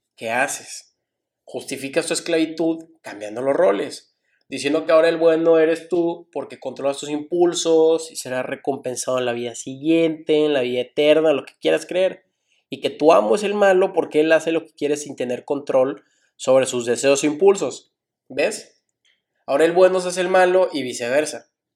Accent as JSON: {"language": "Spanish", "country": "Mexico", "said": "como mexicanos, incluyéndome"}